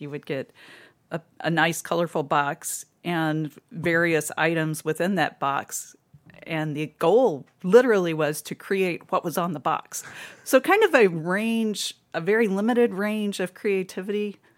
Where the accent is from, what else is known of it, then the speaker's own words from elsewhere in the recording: Kentucky, United States; moved away as an adult; also born or lived in Louisville, Kentucky; now in Toledo, United States; I grew up in Kentucky